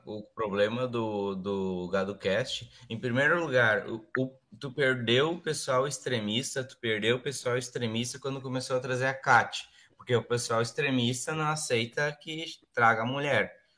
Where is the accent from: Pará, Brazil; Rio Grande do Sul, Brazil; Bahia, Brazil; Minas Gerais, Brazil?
Rio Grande do Sul, Brazil; Vale do Sol; now in Santa Cruz do Sul, Brazil; o padre da, da minha congregação lá, lá da minha cidade, em Vale do Sol